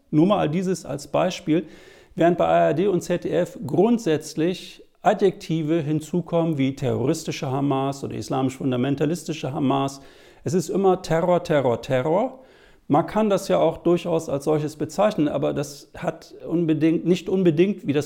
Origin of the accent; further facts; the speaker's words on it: Germany; Was soll man denn machen als Deutscher mit palästinensischen, arabischen, muslimischen Wurzeln?